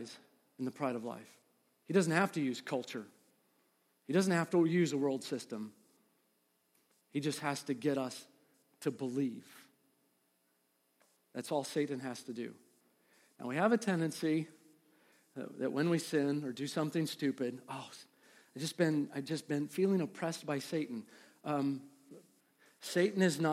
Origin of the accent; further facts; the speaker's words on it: Midwest, United States; I'm from the Midwest. I wanted everybody to know, I'm from the Midwest